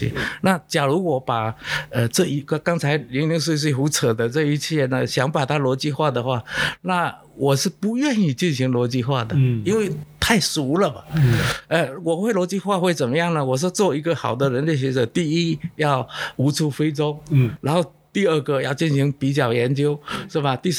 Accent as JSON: {"language": "Chinese", "town": "Quanzhou", "region": "Fujian", "country": "China", "tie": "born or raised there", "also_born_or_lived": "London", "first_language": "Southern Min", "second_language": "Chinese", "moved": "yes", "said": "我发现我根本不了解我的故乡，"}